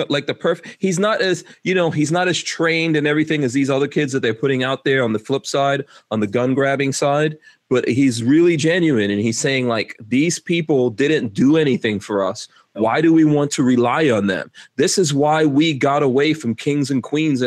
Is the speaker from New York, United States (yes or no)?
yes; New York City, New York, United States; moved away; I grew up in New York City